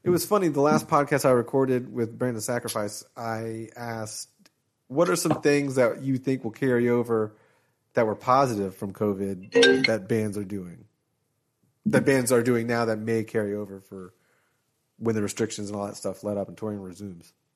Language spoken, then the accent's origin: English; Florida, United States; I was from Florida